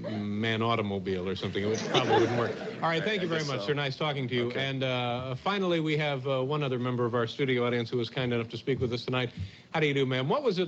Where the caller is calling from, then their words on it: New York City, New York, United States; I'm calling from New York City.